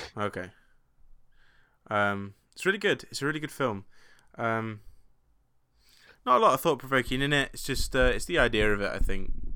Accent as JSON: {"language": "English", "region": "England", "country": "United Kingdom", "said": "being English"}